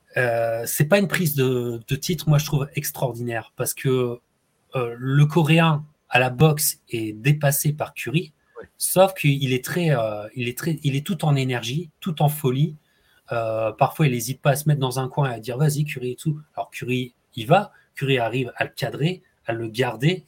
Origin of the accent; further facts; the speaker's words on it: France; en tant que Français